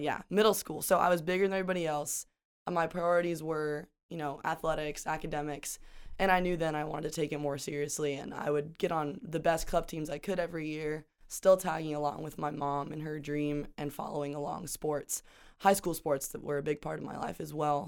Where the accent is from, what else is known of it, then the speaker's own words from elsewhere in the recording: Pocatello, Idaho, United States; moved away as an adult; a small town in southern Idaho